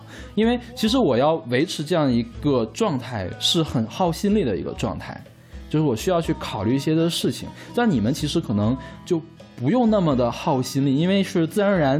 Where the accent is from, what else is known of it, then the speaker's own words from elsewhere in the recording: Northeast China, China; 我在东北长大的嘛，东北那边的计划生育是做的最好的，而且我妈妈是管计划生育工作的，所以我们那儿绝对不会有家里有两个小孩的这种状况。